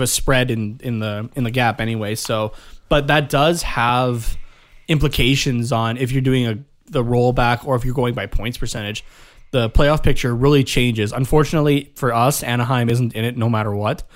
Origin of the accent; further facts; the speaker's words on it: Canada; being Canadian